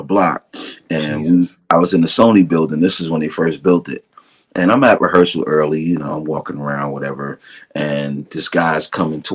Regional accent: New York City, New York, United States; I'm from Brooklyn

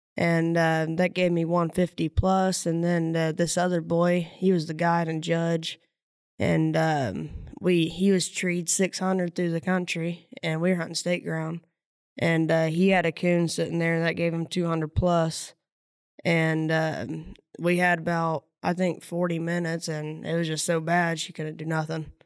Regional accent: Silver Lick, Indiana, United States; Silver Lick, Indiana

